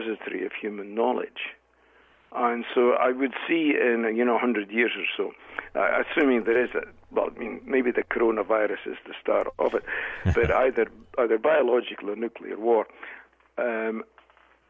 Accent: Scotland, United Kingdom; now in Canada; being from Scotland originally

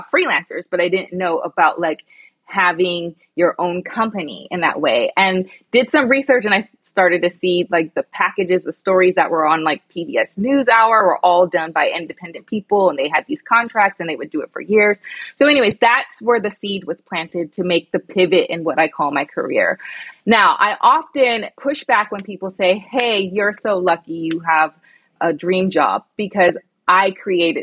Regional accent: United States; also born or lived in London; being identified as the American girl.

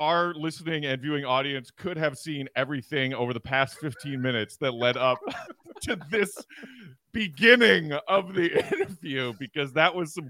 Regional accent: Glen Ellyn, Illinois, United States; We discovered we are both from Glen Ellyn, Illinois. You went to Glenbard South. I went to Glenbard West.

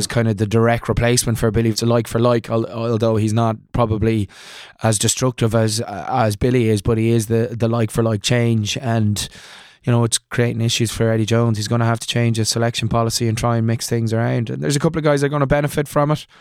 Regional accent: Ireland; moved away; also born or lived in Leicester, England; I'm an Irish boy

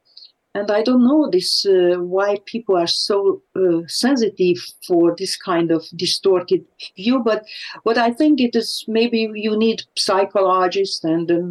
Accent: Hungary; moved away; I was growing up in Hungary

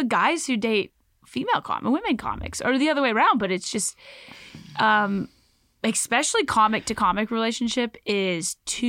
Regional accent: Louisville, Kentucky, United States; so I grew up in Louisville

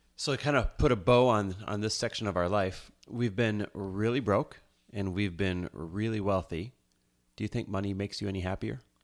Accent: Midwest, United States; now in Los Angeles, United States; we grew up in the Midwest, both of us, Midwest born and raised

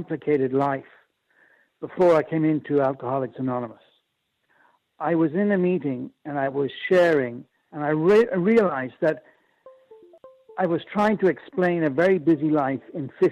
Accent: Ireland; moved away; also born or lived in Japan; I'm Irish.

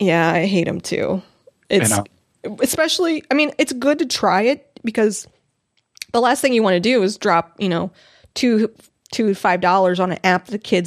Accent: Missouri, United States; I'm from Missouri, but I don't care.

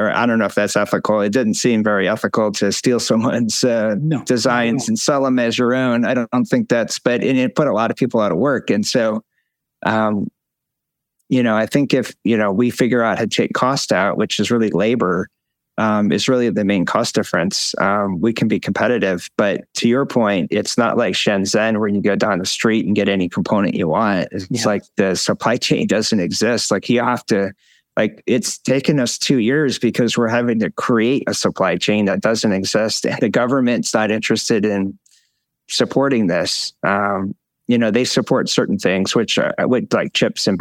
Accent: Syracuse, New York, United States; I grew up in Syracuse, and my dad worked for GE

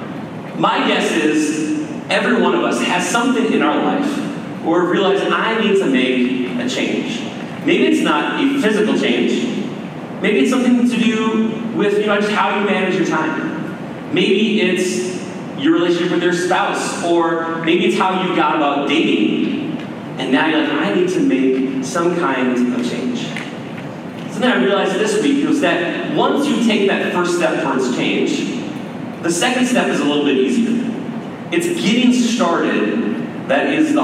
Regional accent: Maple Grove, Minnesota, United States; moved away as an adult; also born or lived in Colorado / Wisconsin; I grew up here in Maple Grove

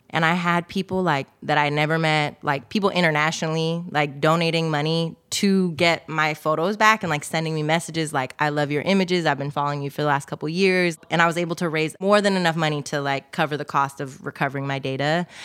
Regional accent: Oakland, California, United States; Uh, I love it because I'm from Oakland and like people hyping is just like part of the culture, right?

